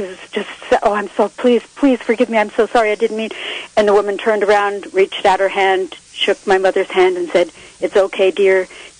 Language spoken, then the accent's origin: English; New Jersey, United States; moved away as an adult; also born or lived in New York City / San Francisco; now in Fort Bragg, United States; I was living in, I grew up in New Jersey. I moved to the city when I finished school.